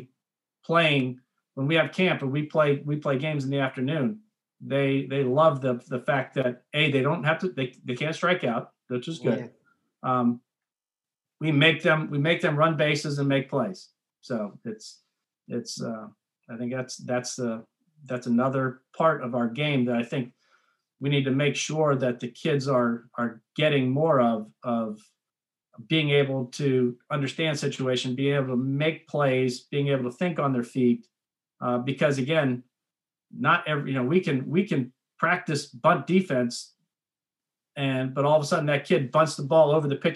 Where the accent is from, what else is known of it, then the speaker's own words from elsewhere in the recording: Erie, Pennsylvania, United States; moved away as an adult; now in Frederick, United States; I'm from Erie, Pennsylvania. I grew up in Erie, Pennsylvania.